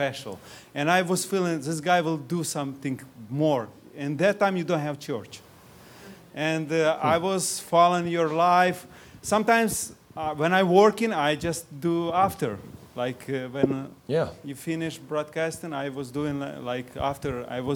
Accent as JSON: {"language": "English", "country": "Ukraine", "second_language": "English", "moved": "yes", "lives_now": "Springfield, United States", "said": "I'm from Springfield, but I'm Ukrainian"}